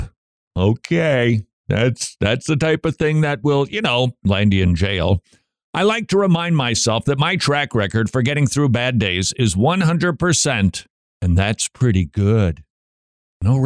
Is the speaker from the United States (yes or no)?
yes; Minnesota, United States; Minnesota science teacher. Way to go, my home state